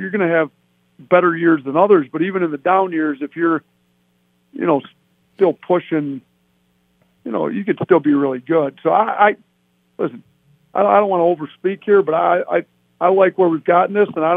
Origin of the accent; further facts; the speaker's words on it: Wisconsin, United States; now in Buffalo, United States; I grew up in Wisconsin